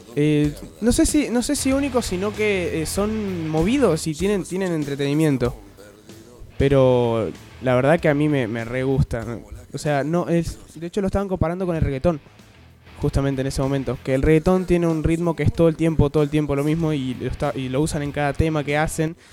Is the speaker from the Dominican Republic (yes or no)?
no; Argentina; como todo argentino